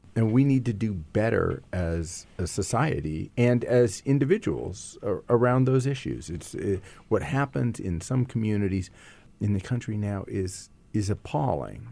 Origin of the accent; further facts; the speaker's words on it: Silicon Valley, California, United States; I come from Silicon Valley